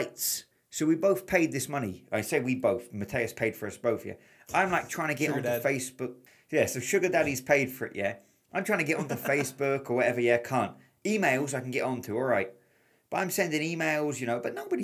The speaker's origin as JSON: {"language": "English", "region": "England", "country": "United Kingdom", "said": "I'm from England"}